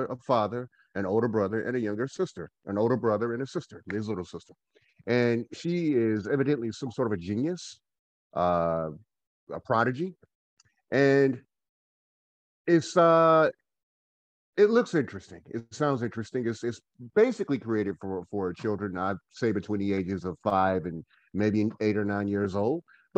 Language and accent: English; Goldsboro, North Carolina, United States; now in Winston-Salem, United States; I am from Goldsboro, North Carolina. I'm a Goldsboroianite. I currently live in Winston-Salem, North Carolina